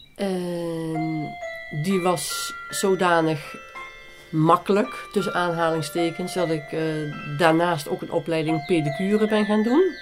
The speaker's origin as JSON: {"language": "Dutch", "town": "Nijmegen", "region": "Gelderland", "country": "Netherlands", "tie": "born or raised there", "also_born_or_lived": "Beuningen, Gelderland / Maashees/Brabant", "accent": "soft G", "said": "Opgegroeid in Nijmegen, uh, wij zijn heel veel in Brabant geweest, met name in Manrooi."}